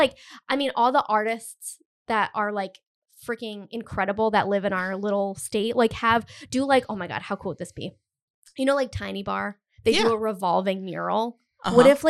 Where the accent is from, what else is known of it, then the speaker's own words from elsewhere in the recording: Rhode Island, United States; I've lived in Rhode Island my entire life. 90% of my like wardrobe also says that I'm from Rhode Island. No one needs to know that I'm from Rhode Island.